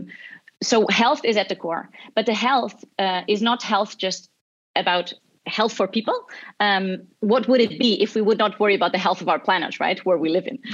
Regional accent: Portugal; now in Barcelona, Spain; I'm originally from Portugal. I'm currently in Barcelona

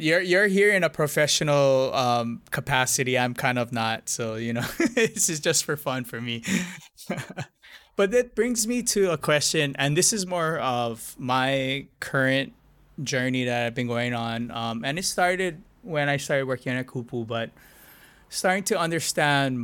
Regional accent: Hawaii, United States; I grew up here.

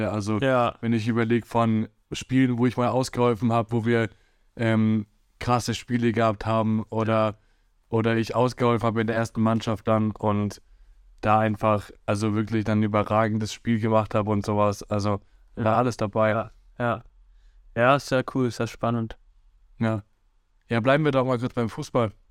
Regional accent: Hesse, Germany; born there; Ich bin ja in Hessen geboren und so und dann habe ich halt in Hessen angefangen zu spielen.

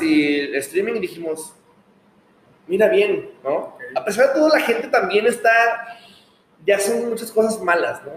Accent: Guadalajara, Jalisco, Mexico; also born or lived in Monterrey; now in Mexico City, Mexico; soy de Guadalajara

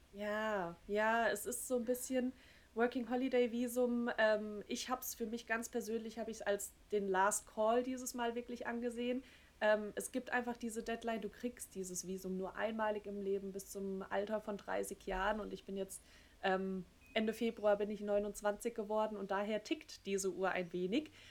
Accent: Germany

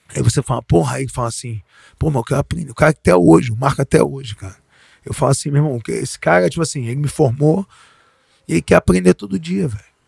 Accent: Rio de Janeiro, Brazil; eu sou nascido e criado no Leblon

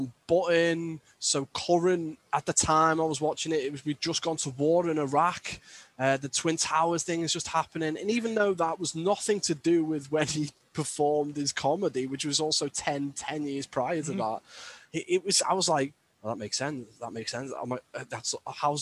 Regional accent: Birkenhead, North West England, United Kingdom; I always use comedy as a defense mechanism growing up in Birkenhead

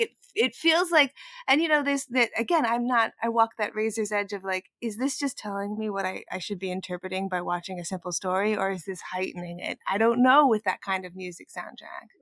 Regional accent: New York, United States; I grew up in New York, but I didn't grow up in any kind of level of, of music

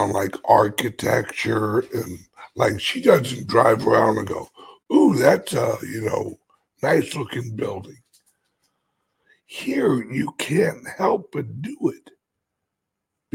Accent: United States; I'm an American

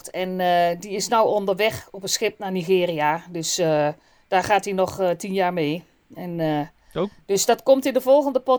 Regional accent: Gelderland, Netherlands; Gewoon deurdonderen. Ik kom uit de Achterhoek. Gewoon donderen, hè?

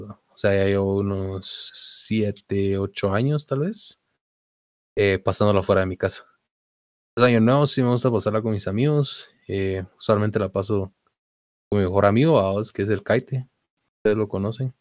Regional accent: Mazatenango, Suchitepéquez, Guatemala; nací en Mazate, soy de Mazatenango.

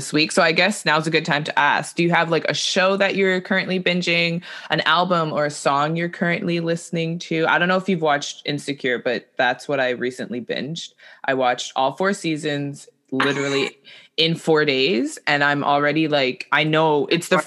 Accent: Canada; as a Canadian

